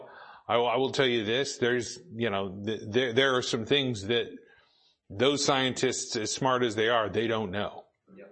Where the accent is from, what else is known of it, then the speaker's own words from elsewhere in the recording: Boise, Idaho, United States; moved away; I grew up in Boise